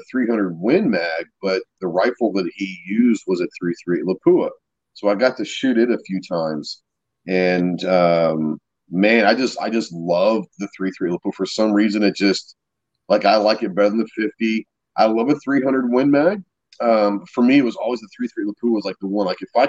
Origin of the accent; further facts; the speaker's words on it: Dallas, Texas, United States; I grew up in Dallas, so, like, hunting wasn't a thing. I grew up in suburbia.